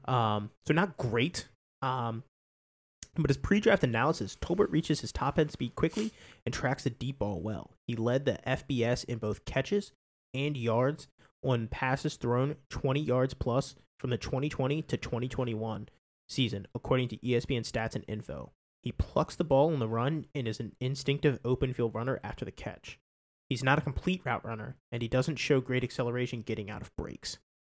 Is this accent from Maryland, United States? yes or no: yes; Maryland, United States; we're from Maryland